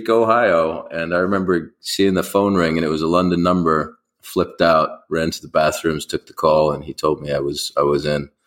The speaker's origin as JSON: {"language": "English", "town": "Beirut", "region": "Beirut Governorate", "country": "Lebanon", "tie": "born there", "said": "I was born in Beirut actually in Lebanon, and you yes. know I've been traveling ever since then."}